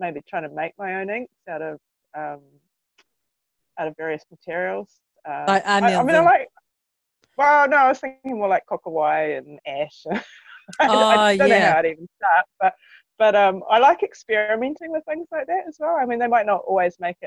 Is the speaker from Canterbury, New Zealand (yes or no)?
yes; North Canterbury, New Zealand; I grew up in North Canterbury in the 80s, and 70s and 80s.